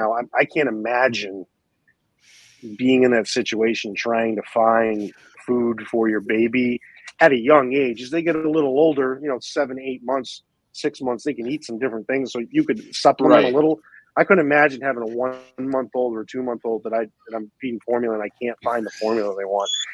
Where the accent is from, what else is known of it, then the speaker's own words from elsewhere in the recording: Maine, United States; moved away as an adult; also born or lived in Miami / Northeast; now in Orlando, United States; I'm from Maine originally.